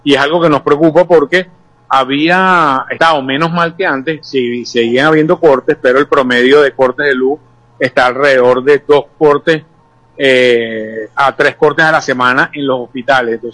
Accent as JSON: {"language": "Spanish", "country": "Venezuela", "said": "creo que tenemos derecho como venezolanos de tener mucho mejor tipo de servicios"}